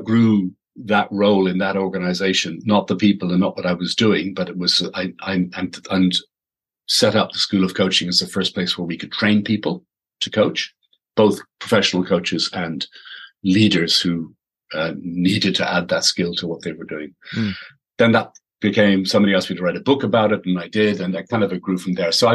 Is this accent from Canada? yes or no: no; Ireland; growing up in Holy Catholic Ireland